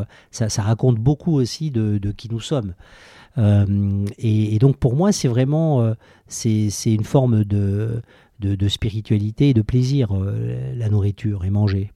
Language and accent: French; Toulouse, Occitania, France; now in Paris, France; je suis né à Toulouse